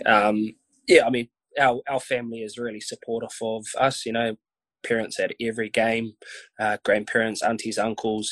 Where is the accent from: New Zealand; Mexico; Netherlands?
New Zealand; Wainuiomata, Wellington; I grew up in Wainui, played my junior rugby for Wainui.